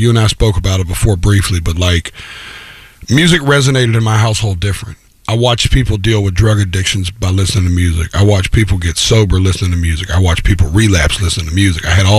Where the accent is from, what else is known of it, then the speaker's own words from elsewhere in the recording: Antioch, Tennessee, United States; I was born in Antioch, which is a little town right outside of Nashville, you know, 20, 30 minutes on the outskirts of town.